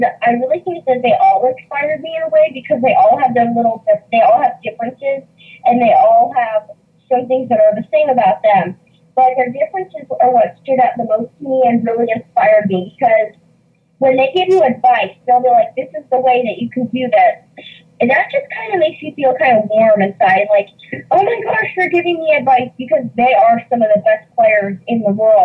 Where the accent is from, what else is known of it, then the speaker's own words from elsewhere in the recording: Colorado, United States; moved away; I am originally from Colorado